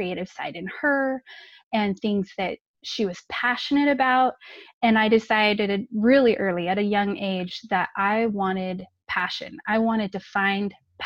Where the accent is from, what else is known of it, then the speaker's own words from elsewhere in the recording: California, United States; now in Utah, United States; I grew up in California, nice and warm weather.